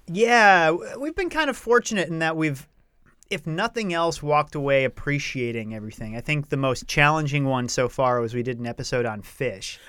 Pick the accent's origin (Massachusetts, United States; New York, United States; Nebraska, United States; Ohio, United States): Massachusetts, United States; Rowley; moved away; I grew up in a town called Rowley, which is about twenty minutes north of Salem.